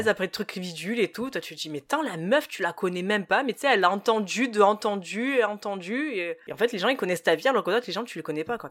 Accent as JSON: {"language": "French", "country": "France", "said": "en tant que français"}